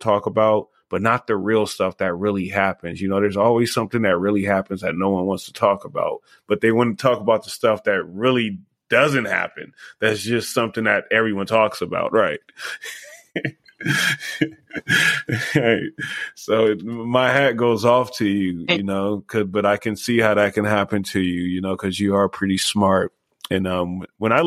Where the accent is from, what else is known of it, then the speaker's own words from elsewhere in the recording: Los Angeles, California, United States; now in Las Vegas, United States; I'm actually from Los Angeles, but I'm like 20 years here in Las Vegas